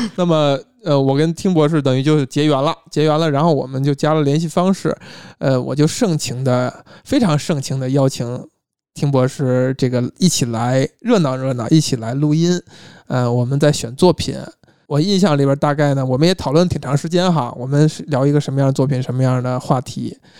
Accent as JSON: {"language": "Chinese", "region": "Beijing", "country": "China", "said": "我身为一个北方人啊，甚至身为一个北北京京人人"}